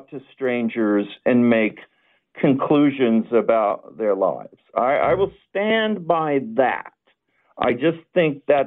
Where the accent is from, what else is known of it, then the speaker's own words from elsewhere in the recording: the South, United States; I am from the South